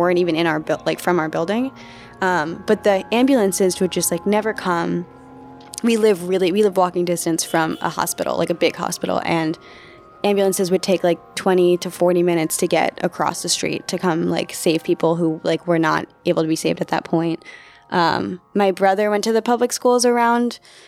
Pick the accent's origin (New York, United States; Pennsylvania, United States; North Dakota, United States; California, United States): New York, United States; New York City; I grew up in the projects on the Lower East Side of Manhattan